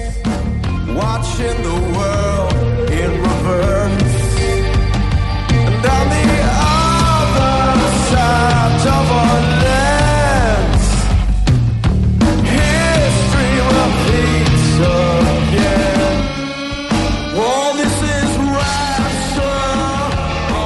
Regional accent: Branchburg, New Jersey, United States; I grew up in Branchburg, so like right between Flemington and Somerville

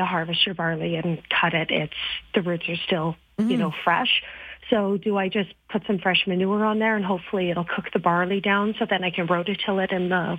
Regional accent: Saskatchewan, Canada; moved away; I'm originally from Saskatchewan, so I can grow crops

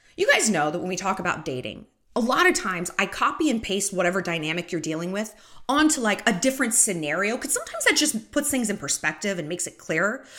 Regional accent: United States; as an American

